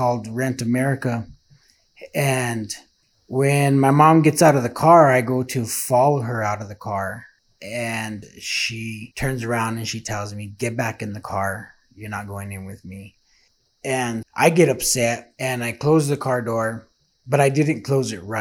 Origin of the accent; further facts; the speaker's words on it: Santa Fe, New Mexico, United States; I was born and raised in Santa Fe, New Mexico